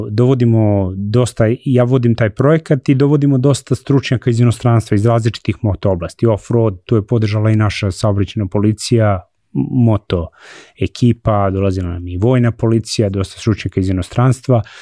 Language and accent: Croatian; Serbia